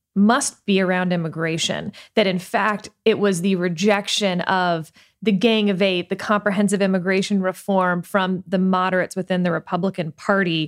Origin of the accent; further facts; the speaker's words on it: Richmond, Texas, United States; I grew up in Fort Bend County outside of Houston.